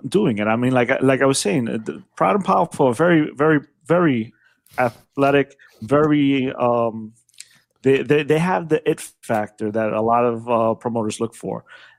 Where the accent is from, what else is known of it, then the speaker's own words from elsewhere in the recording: New York City, New York, United States; I'm from New York